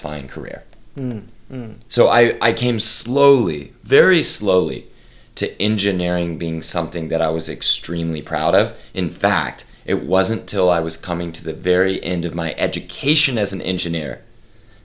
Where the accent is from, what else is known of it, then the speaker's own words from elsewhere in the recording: Oklahoma City, Oklahoma, United States; I am from Oklahoma City, Oklahoma